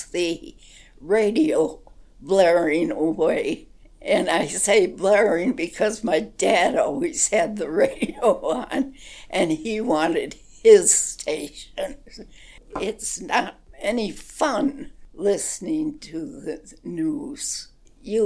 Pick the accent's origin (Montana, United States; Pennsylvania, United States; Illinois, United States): Illinois, United States; Chicago; moved away as an adult; now in Moab, United States; Chicago, grew up there, and lived there.